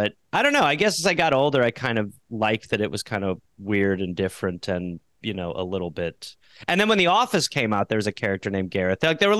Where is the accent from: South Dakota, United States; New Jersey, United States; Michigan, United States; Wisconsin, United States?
Wisconsin, United States; Brown Deer; I grew up in Brown Deer, Wisconsin